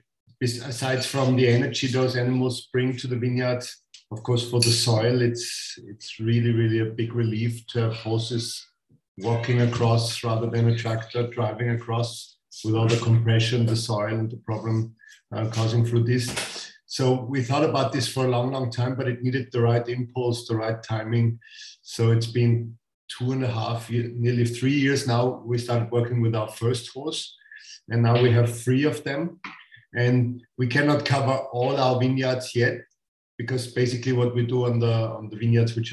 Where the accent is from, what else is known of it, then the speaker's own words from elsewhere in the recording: Styria, Austria; moved away as an adult; now in Burgenland, Austria; I come from Styria, from southern part of Austria. My parents used to grow wine as well.